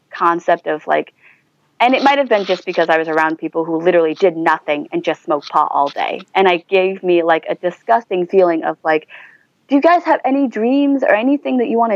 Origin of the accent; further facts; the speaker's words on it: China; ultimately, I want to be proud that I'm from China, but sometimes I have moments in which I'm like, I cannot believe I'm from China.